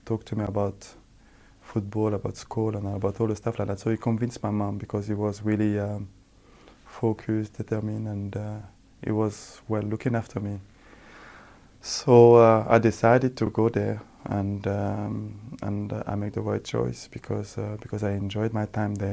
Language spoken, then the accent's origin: English; France; also born or lived in Senegal / Milan, Italy; now in New York, United States; Growing up in France